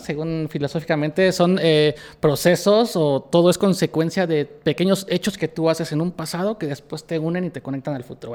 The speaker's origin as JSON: {"language": "Spanish", "country": "Mexico", "said": "yo soy mexicano"}